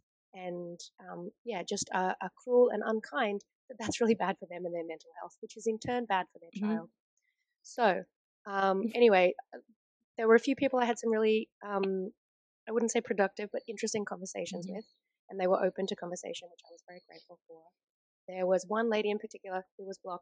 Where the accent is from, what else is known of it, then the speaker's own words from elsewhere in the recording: Australia; we're Australian